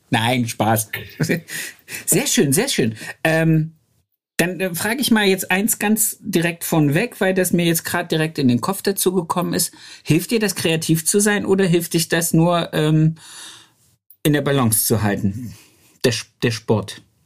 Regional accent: Germany; moved away as an adult; also born or lived in Hanover; bei uns im Harz

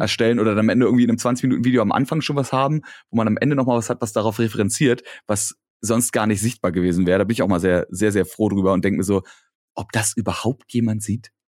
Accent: Berlin, Germany; accent: Berliner Dialekt; ich habe meinen Berliner Dialekt nicht abgelegt, aber verstaut

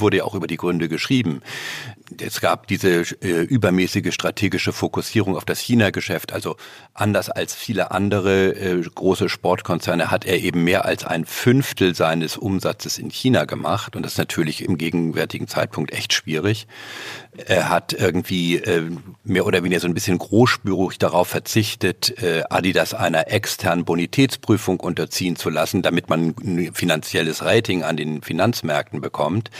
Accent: Northern Germany, Germany; als Norddeutscher

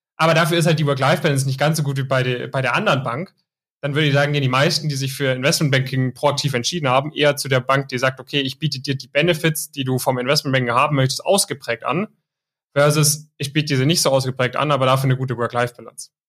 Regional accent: near Stuttgart, Baden-Württemberg, Germany; Ich komme auch aus der Nähe von Stuttgart

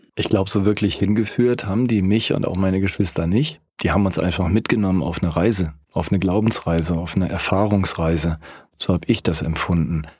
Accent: Rhineland, Germany; now in Lake Constance, Germany; Ich bin Rheinländer und wohne jetzt am Bodensee.

